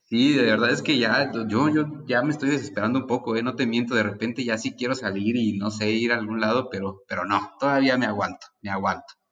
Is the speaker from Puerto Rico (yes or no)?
no; Mexico; Como mexicanos